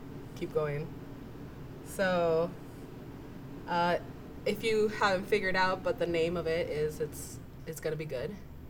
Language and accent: English; Baldwin Park, California, United States; born or raised there; now in Chino, United States